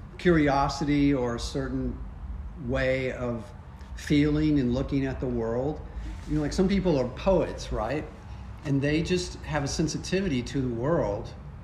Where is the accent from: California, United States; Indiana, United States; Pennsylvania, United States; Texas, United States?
Texas, United States; Beaumont; Beaumont, Texas.